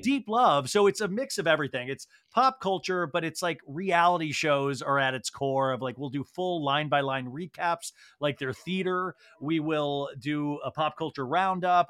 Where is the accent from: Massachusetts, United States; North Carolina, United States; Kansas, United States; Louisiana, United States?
Kansas, United States; I grew up in Kansas